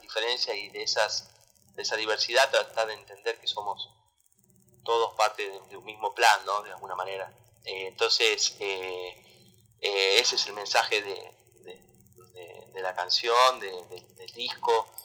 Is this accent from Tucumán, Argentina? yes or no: yes; Tucumán, Argentina; moved away; yo soy de allá de Tucumán.